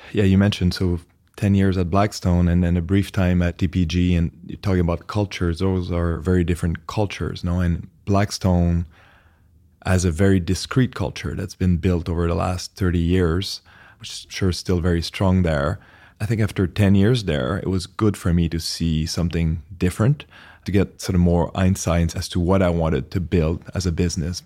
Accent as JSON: {"language": "English", "country": "Canada", "tie": "born or raised there", "also_born_or_lived": "New York", "accent": "French Canadian", "moved": "as an adult", "said": "I'm originally Canadian, French Canadian, if anyone's trying to place the accent"}